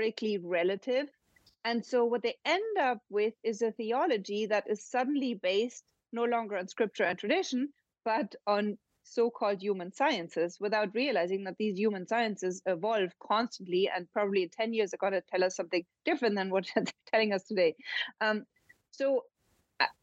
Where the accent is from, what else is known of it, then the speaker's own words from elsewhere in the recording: Germany; Germany, and that's my home country